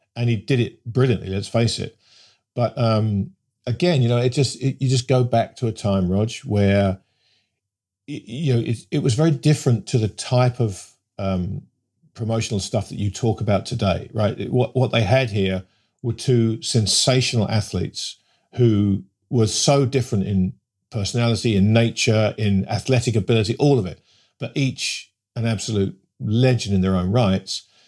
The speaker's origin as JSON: {"language": "English", "region": "England", "country": "United Kingdom", "tie": "born or raised there", "said": "growing up in England in the nineteen seventies"}